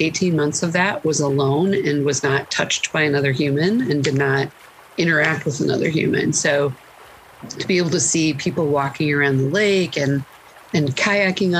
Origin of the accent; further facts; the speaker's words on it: United States; now in Winona, United States; I grew up on the Mississippi about 3 hours south of here